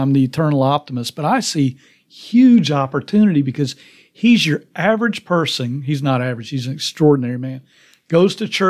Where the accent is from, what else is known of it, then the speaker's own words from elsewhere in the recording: Tennessee, United States; you know, in our state, because I'm from Tennessee, because we've got a trigger law